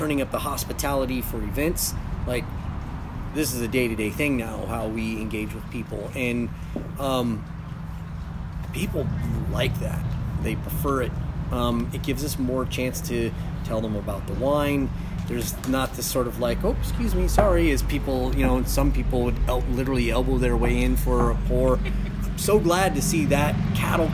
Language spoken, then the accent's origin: English; United States; now in Oregon, United States; I grew up in the Mojave Desert